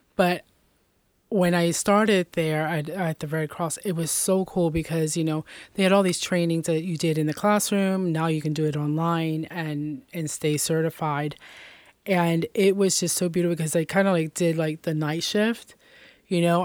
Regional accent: Lebanon, United States; also born or lived in Puerto Rico; I was born there, and I was adopted at the age, it was, like, between ten and fifteen days old, and was raised here in Lebanon all my life.

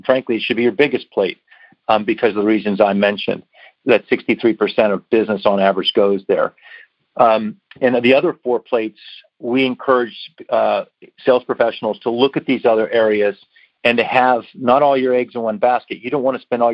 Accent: Pittsburgh, Pennsylvania, United States; moved away as an adult; also born or lived in Washington, D.C.; I was born and raised and lived in Pittsburgh

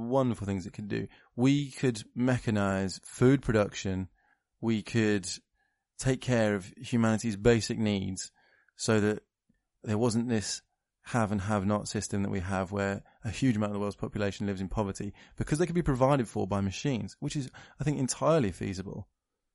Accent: United Kingdom; I'm British

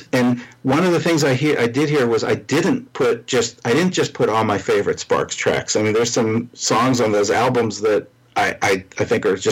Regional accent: Pittsburgh, Pennsylvania, United States; now in Washington, D.C., United States; I'm from Pittsburgh. I live in the Washington, D.C. area

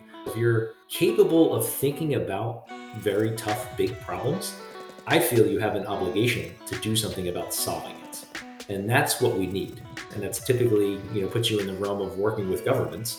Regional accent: Philadelphia, Pennsylvania, United States; I grew up outside of Philadelphia

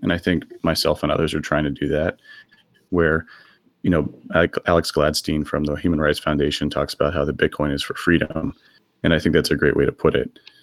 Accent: Texas, United States; moved away as an adult; now in San Francisco, United States; I grew up in Texas and then moved out here uh, in my early 20s.

